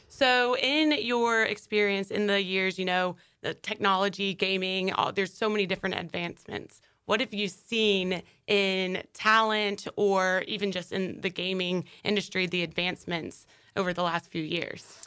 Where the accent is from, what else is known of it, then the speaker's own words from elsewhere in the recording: Wilmington, United States; now in Jacksonville, United States; back in the hometown, the roots in Wilmington